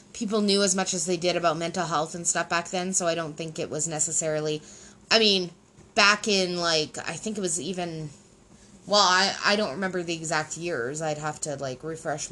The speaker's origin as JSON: {"language": "English", "country": "Canada", "said": "English Canadian"}